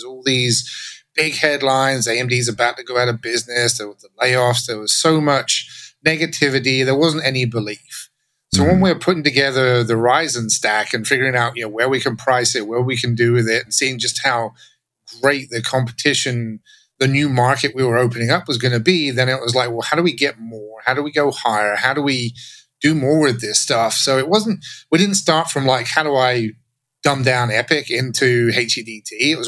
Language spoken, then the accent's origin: English; England, United Kingdom; now in Texas, United States; So if my accent sounds funny, that's because I grew up in England and now I live in Texas, and no one can tell where I'm from anymore.